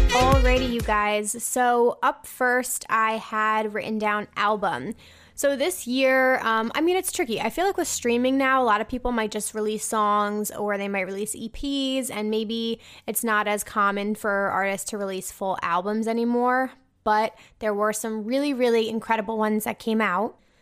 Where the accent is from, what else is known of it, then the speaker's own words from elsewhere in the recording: New Jersey, United States; I'm from New Jersey